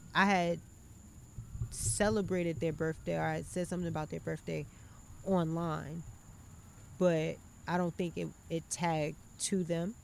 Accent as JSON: {"language": "English", "region": "North Carolina", "country": "United States", "said": "I'm from North Carolina"}